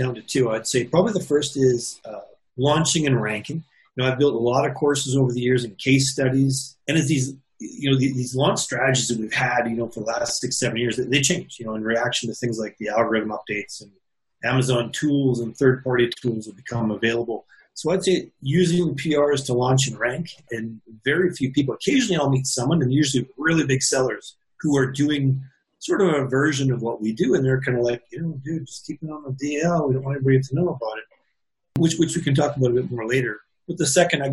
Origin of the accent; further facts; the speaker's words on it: Canada; I'm Canadian